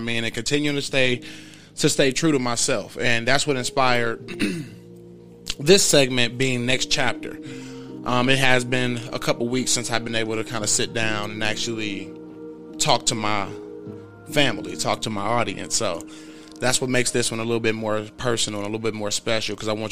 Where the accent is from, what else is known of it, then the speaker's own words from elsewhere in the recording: Milwaukee, Wisconsin, United States; being somebody that was born, raised, grew up in Milwaukee, Wisconsin